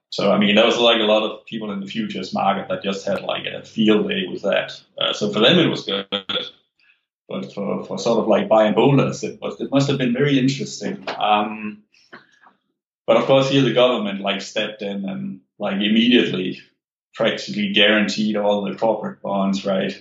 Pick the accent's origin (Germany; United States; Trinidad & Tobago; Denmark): Denmark; moved away; I'm an immigrant, so like I'm from Denmark, where like stock investing was not a thing.